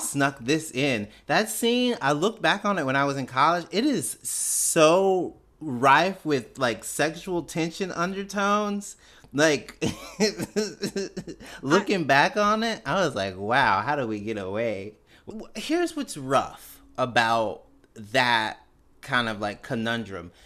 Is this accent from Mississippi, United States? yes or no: yes; Canton, Mississippi, United States; I was born and raised in Canton, Mississippi, which is about nineteen miles north of Jackson